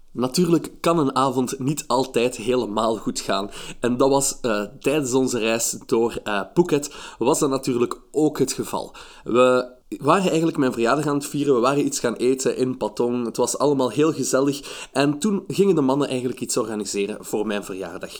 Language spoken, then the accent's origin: Dutch; Belgium; ik ben eh, van België.